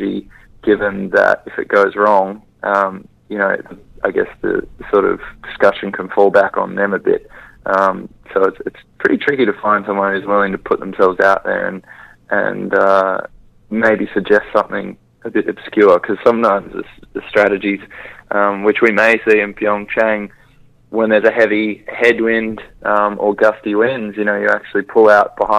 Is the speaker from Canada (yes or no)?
no; Australia; being an Australian Winter Olympian